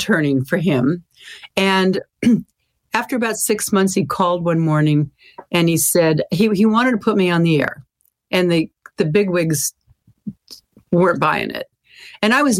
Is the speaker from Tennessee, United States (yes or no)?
no; Sacramento, California, United States; my hometown of Sacramento.